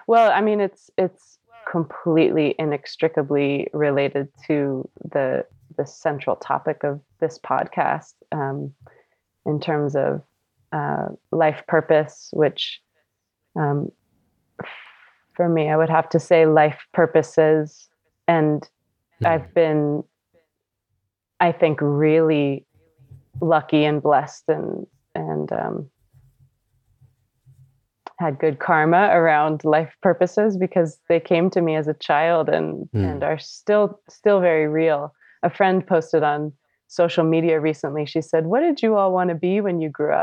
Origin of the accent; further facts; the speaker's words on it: Southern California, United States; I grew up in Southern California